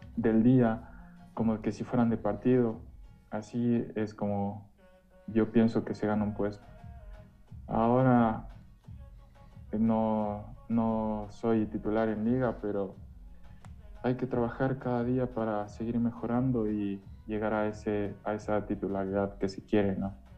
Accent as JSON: {"language": "Spanish", "town": "Quito", "region": "Pichincha", "country": "Ecuador", "tie": "born or raised there", "said": "Soy de, aquí, de Quito, soy, eh, toda mi vida me he criado aquí"}